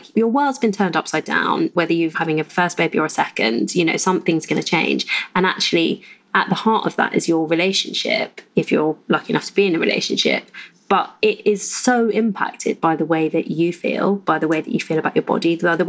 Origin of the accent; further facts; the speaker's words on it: United Kingdom; we are British mostly.